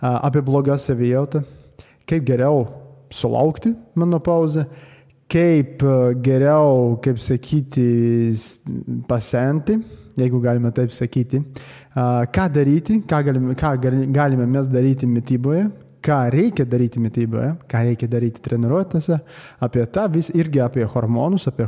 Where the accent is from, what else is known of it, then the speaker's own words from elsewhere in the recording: Latvia; Lithuanian is a second language; lietuvių kalba tai ne mano pirmoji kalba, aš esu latvis. A, lietuviškai aš tik mokosi dar